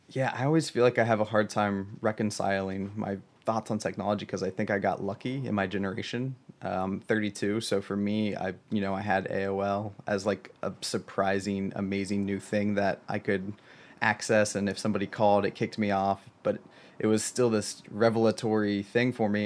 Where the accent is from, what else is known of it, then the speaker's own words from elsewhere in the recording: Southern Ohio, United States; I grew up in Southern Ohio